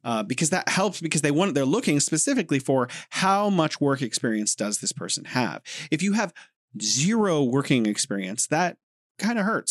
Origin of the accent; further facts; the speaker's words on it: United States; moved away as an adult; now in Beijing, China; I'm American